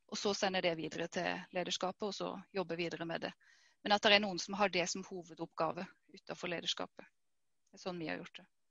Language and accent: Norwegian; Vegårshei, Agder, Norway; jeg kommer fra Vegårshei. Vokste opp her.